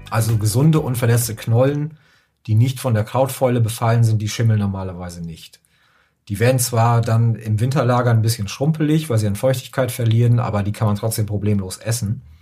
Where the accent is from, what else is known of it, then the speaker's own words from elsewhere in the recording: Northern Germany, Germany; ich komme ja auch aus dem Norden